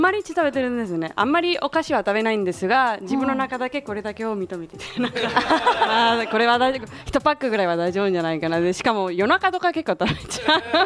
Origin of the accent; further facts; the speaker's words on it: Spain; now in Japan; スペインから来ました